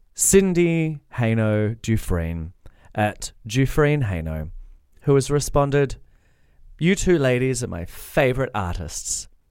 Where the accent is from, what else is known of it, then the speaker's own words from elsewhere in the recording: Australia; I'm Australian and my inflections always go up